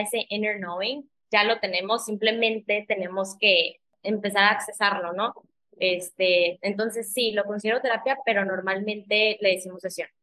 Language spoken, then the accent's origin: Spanish; McAllen, Texas, United States; moved away as an adult; also born or lived in Torreón, Coahuila, Mexico; now in Playa del Carmen, Mexico; Yo soy originalmente de Torreón, pero viví toda mi vida en Texas, en McAllen